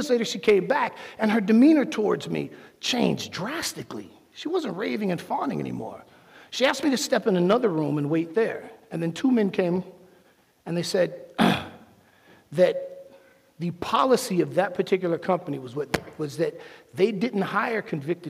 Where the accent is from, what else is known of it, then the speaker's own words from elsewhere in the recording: Miami, Florida, United States; I'm from Miami